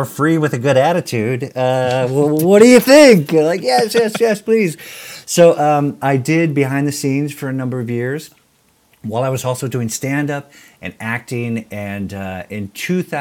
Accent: Iowa, United States; also born or lived in Hawaii; after I was about 3 years old, we moved from Hawaii to Iowa

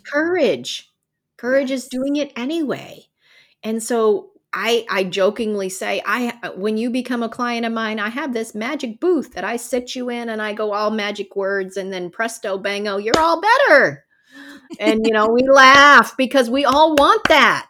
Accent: the South, United States; We grew up in the South

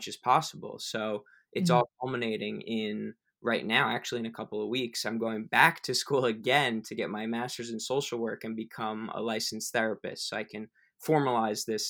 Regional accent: United States; I was born in the United States to a beautiful family

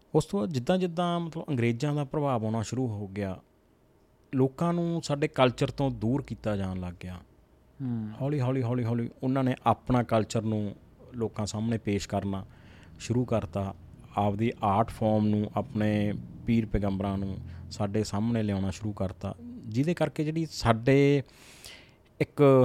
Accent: Jagraon, Punjab, India; ਮੈਂ ਜਿਸ ਸਿਟੀ ਨਾਲ ਬਿਲੋਂਗ ਕਰਦਾ ਜਗਰਾਉਂ ਸਿਟੀ

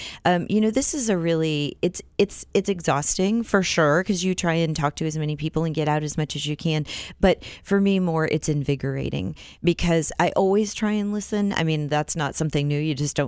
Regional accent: Iowa, United States; also born or lived in South Dakota; now in Wichita, United States; I grew up in Iowa

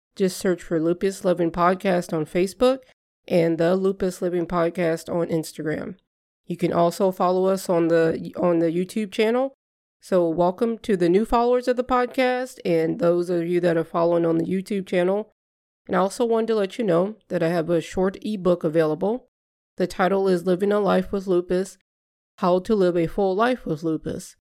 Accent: Southern Louisiana, United States; now in Midwest, United States; I grew up in Southern Louisiana

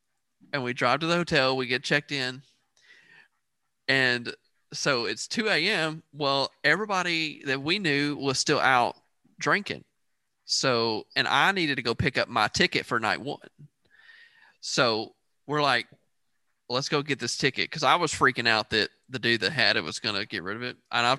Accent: East Coast, United States; we're from the East Coast.

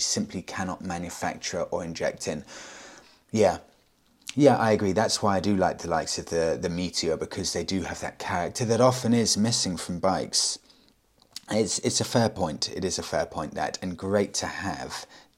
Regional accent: United Kingdom; I'm British, obviously. Well, I say live in the UK, I'm in Tenerife

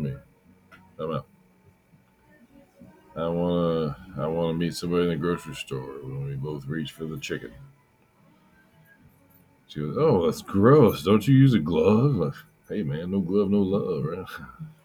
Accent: near Denton, Northern Texas, United States; also born or lived in Western Oklahoma; now in Oklahoma, United States; I grew up in Texas, man. Northern Texas by Denton

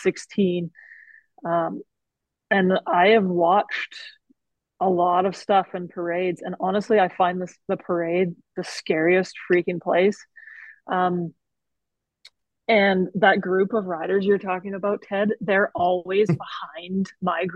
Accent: Calgary, Alberta, Canada; We're from Calgary

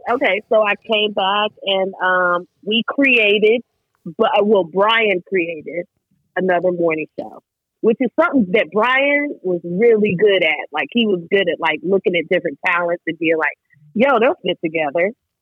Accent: Greensboro, North Carolina, United States; moved away as an adult; also born or lived in Birmingham; Greensboro, North Carolina, my hometown.

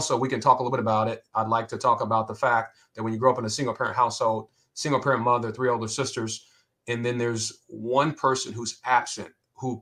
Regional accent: Columbus, Ohio, United States; I'm from Columbus, Ohio. I grew up on the west side.

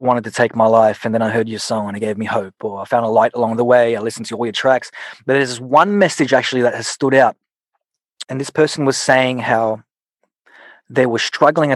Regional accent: Sydney, New South Wales, Australia; also born or lived in Philippines; my mum actually taught me to love music at a young age in the Philippines and then growing up in Sydney

